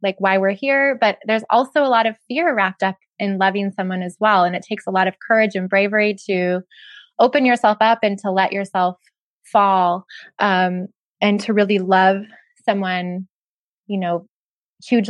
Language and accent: English; Ventura, California, United States; my hometown of Ventura